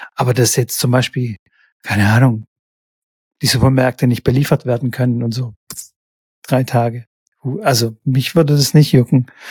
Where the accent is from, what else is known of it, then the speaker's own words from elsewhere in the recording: Stuttgart, Baden-Württemberg, Germany; hier in Stuttgart